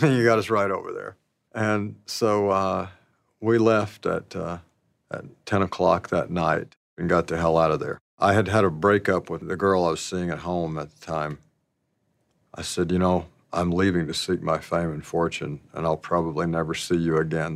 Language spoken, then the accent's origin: English; Alpine, Arkansas, United States; I grew up in Alpine, Arkansas, and, uh, the population there was a hundred and ten